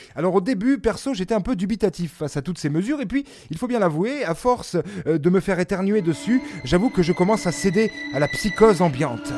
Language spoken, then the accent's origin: French; France; on est français